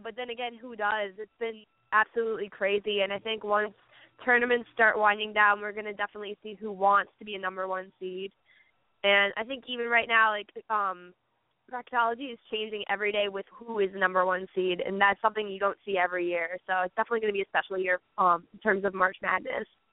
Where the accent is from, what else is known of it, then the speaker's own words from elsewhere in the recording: Albany, New York, United States; I'm from Albany, New York